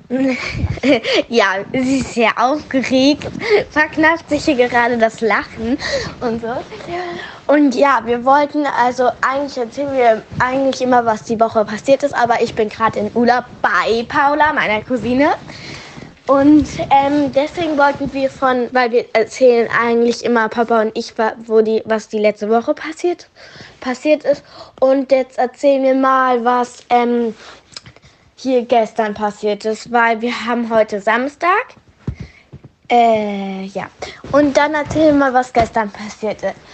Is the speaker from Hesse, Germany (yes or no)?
yes; Frankfurt, Hesse, Germany; Aber ich komme auch eigentlich aus Frankfurt. Ich bin Frankfurterin, weil ich wurde in Frankfurt geboren.